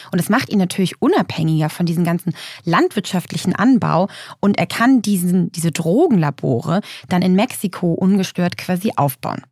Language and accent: German; Lübeck, Schleswig-Holstein, Germany; in meiner Heimatstadt in Lübeck